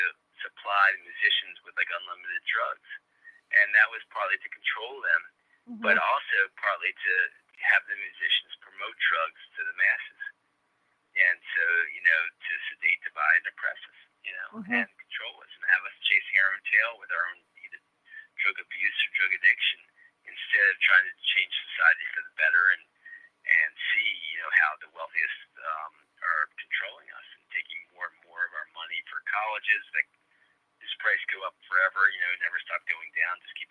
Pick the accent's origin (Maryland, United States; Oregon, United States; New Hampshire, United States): Maryland, United States; Baltimore; Baltimore, my hometown